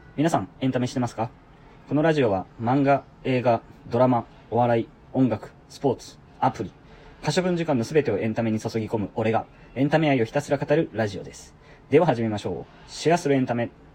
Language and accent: Japanese; Kansai, Japan; 僕も関西人